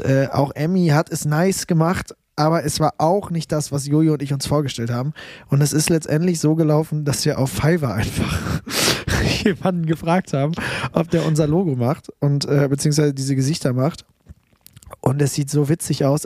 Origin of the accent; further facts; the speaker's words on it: Münster, North Rhine-Westphalia, Germany; Ich komme aus Münster, bin jetzt in Berlin